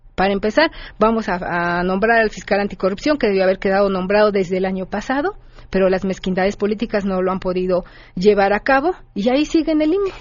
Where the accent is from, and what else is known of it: Mexico